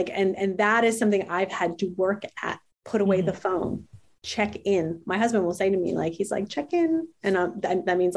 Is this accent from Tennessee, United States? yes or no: no; New Jersey, United States; I'm from New Jersey